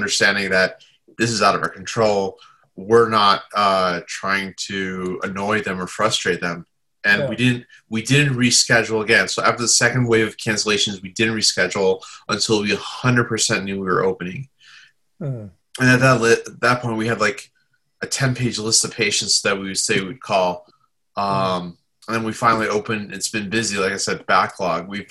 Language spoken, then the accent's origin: English; Southern Indiana, United States; also born or lived in Chicago suburbs, Illinois; I grew up in Indiana for the most part